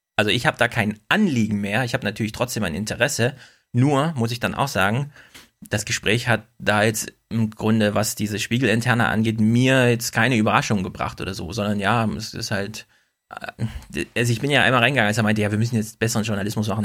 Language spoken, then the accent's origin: German; Jena, Thuringia, Germany; moved away; ich bin ja selber ein Ossi